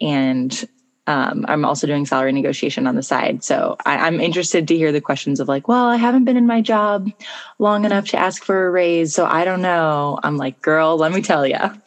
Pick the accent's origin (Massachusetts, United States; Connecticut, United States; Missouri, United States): Missouri, United States; St. Louis; moved away as an adult; also born or lived in North Carolina / Spain / Argentina; I grew up in St. Louis and I moved away for college